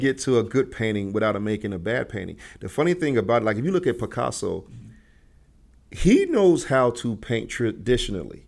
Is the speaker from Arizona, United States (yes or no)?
no; Chicago, Illinois, United States; living in Chicago, growing up in Chicago